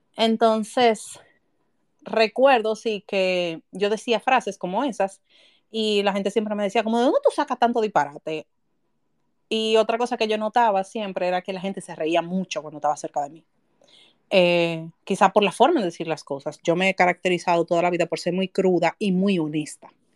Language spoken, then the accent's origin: Spanish; Santo Domingo, Distrito Nacional, Dominican Republic; Yo nací en el barrio La Ciénaga, de, por ahí por donde está la Marina de Guerra, en un patio, donde yo recuerdo que era un baño para como 14 familias